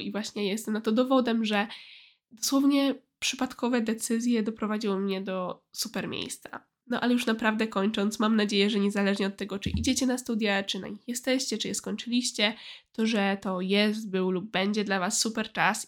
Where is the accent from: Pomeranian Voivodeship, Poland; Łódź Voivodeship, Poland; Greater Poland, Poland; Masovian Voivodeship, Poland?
Greater Poland, Poland; a village near Poznań; moved away as an adult; na mojej wsi pod Poznaniem